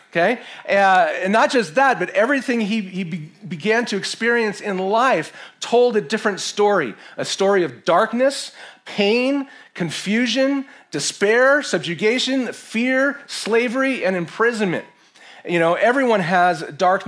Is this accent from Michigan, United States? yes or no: no; San Francisco, California, United States; moved away; my home city that has completely lost her way. I found Jesus there. Actually, Jesus found me there.